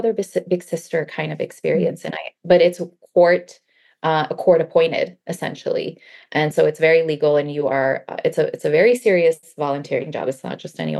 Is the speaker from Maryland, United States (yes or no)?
yes; Baltimore, Maryland, United States; English is a second language; moved away as an adult; now in California, United States; I grew up in Baltimore, Maryland